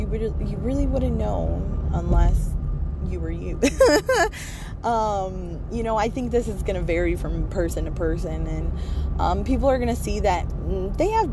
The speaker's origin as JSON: {"language": "English", "country": "United States", "tie": "born or raised there", "said": "I'm from America. I grew up here in America"}